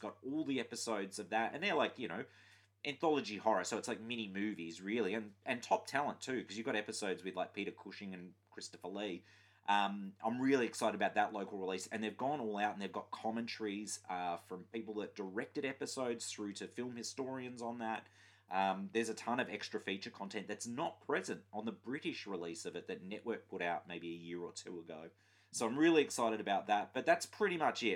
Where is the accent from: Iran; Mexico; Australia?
Australia; Queensland; I grew up in Queensland